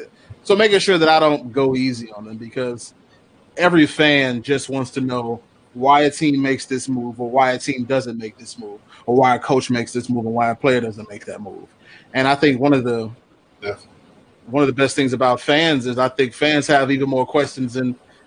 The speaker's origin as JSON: {"language": "English", "town": "Chicago", "region": "Illinois", "country": "United States", "tie": "born or raised there", "said": "I'm born and raised on the South Side"}